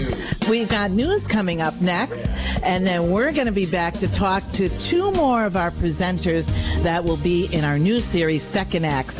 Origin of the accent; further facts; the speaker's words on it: Wolcott, Connecticut, United States; I grew up in Wolcott